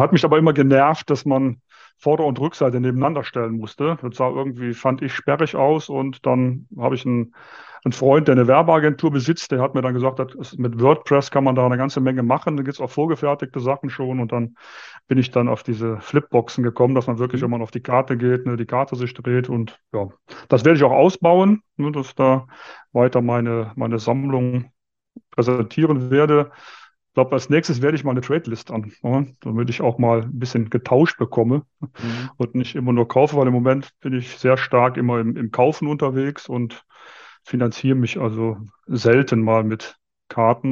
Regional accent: Viersen, North Rhine-Westphalia, Germany; moved away as an adult; now in Munich, Germany; aufgewachsen, groß geworden und auch zum Kart-Hobby gekommen bin ich noch im Rheinland

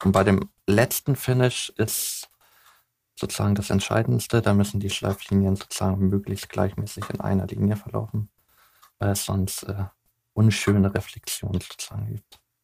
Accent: Hamburg, Germany; ich bin gebürtiger Hamburger

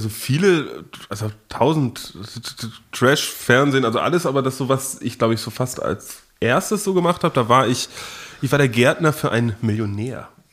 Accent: Dithmarschen district, Schleswig-Holstein, Germany; moved away; da, wo ich herkomme, aus äh, Norddeutschland, aus dem schönen Landkreis Dithmarschen

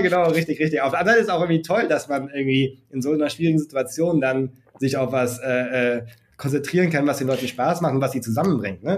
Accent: Germany; wie sind wir hier in Deutschland mit Games aufgewachsen

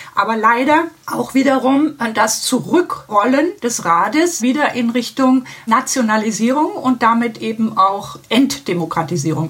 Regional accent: Heidelberg, Baden-Württemberg, Germany; now in Konstanz, Germany; Ich bin schon in Baden-Württemberg aufgewachsen, in Heidelberg, also eher an der Nordgrenze.

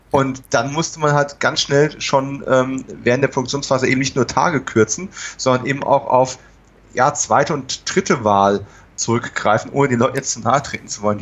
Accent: California, United States; German is a second language; ich komme aus Kalifornien, wir haben keine Keller.

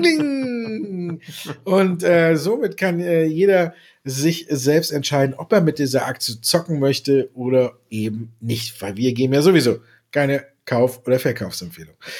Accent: Düsseldorf, North Rhine-Westphalia, Germany; ich als geborener Düsseldorfer

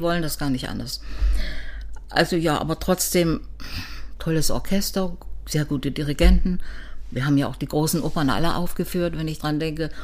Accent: Weimar, Thuringia, Germany; also born or lived in Cottbus / Leipzig; now in Dresden, Germany; dann bin ich mit nach Weimar gegangen und bin dort eigentlich in die Schule gekommen in Weimar

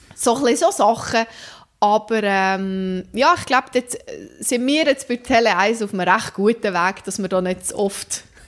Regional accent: Central Switzerland, Switzerland; Das ist meine Heimat.

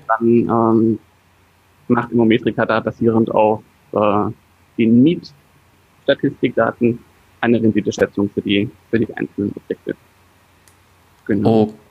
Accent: Swabia, Baden-Württemberg, Germany; als Schwabe

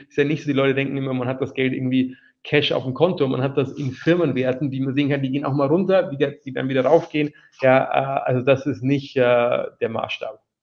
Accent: Wiesau, Bavaria, Germany; now in London, United Kingdom; in der Oberpfalz, wo ich herkomme

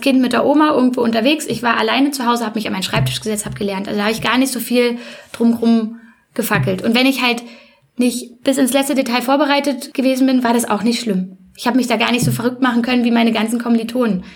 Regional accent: Berlin, Germany; moved away as an adult; now in Leipzig, Germany; erstmal bin ich ein Ur-Berliner, so richtig echter, gebürtiger Prenzelberger

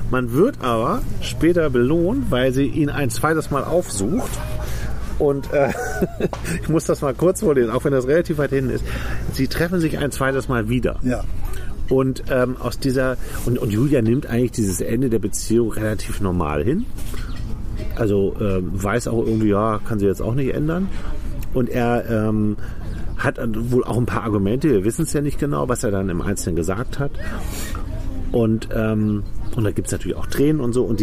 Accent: France; German is a second language; now in Germany; Ich bin, ja, ich bin Franzose.

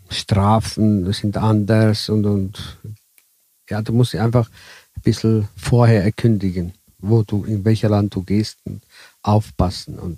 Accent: Italy; Ja, ich als Italiener äh, habe die Erfahrung, dass die hier die ersten Raststätte hier äh, in Tirol äh, sind immer noch deutschmäßig.

